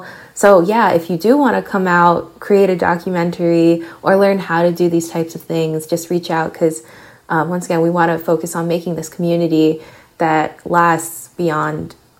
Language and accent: English; New York City, New York, United States; me being Puerto Rican or what me being Filipino or from the Bronx